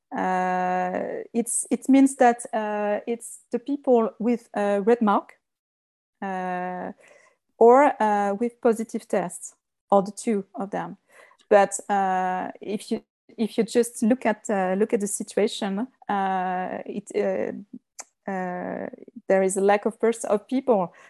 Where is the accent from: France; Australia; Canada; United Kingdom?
France; Lyon, Auvergne-Rhône-Alpes; English is a second language; I was born and, uh, raised, uh, in Lyon. It's the second, uh, city, the second big, big city in France. Uh, but I, uh, I was raised in the countryside